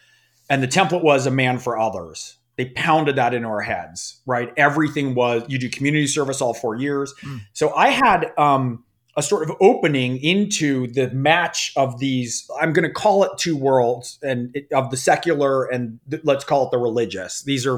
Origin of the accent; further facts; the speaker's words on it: California, United States; I was raised in a very secular Jewish upbringing. I grew up in the San Francisco Bay Area.